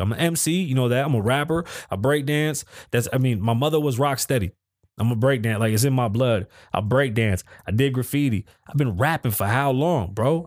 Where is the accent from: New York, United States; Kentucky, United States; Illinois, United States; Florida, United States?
New York, United States; New York City; accent: Bronx; I'm from the Bronx